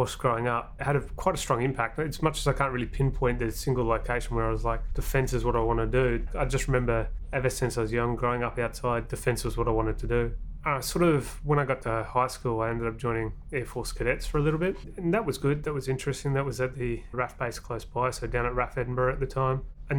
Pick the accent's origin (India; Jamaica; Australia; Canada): Australia; also born or lived in New Zealand; 7 years in New Zealand, 14 years in Australia